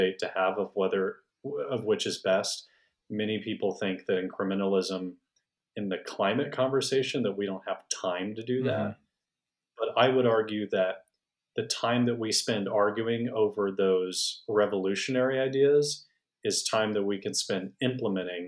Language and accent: English; Houston, Texas, United States; now in North Texas, United States; I was raised in Houston